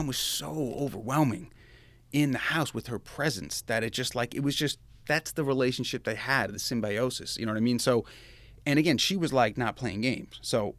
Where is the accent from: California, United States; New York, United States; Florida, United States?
New York, United States; Kings Park; 1981, I was born, New York, Kings Park, New York. That is in Long Island. So I'm a New Yorker in this state